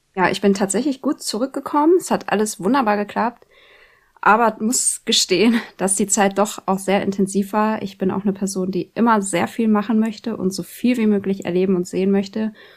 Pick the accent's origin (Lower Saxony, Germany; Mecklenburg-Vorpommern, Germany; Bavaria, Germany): Lower Saxony, Germany; Schaumburg district; moved away as an adult; now in Oldenburg, Germany; ich komme ja aus dem Landkreis Schaumburg